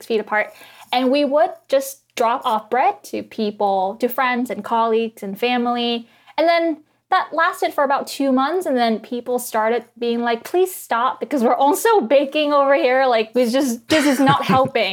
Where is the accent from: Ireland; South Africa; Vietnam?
Vietnam; now in Washington, D.C., United States; I grew up in Vietnam.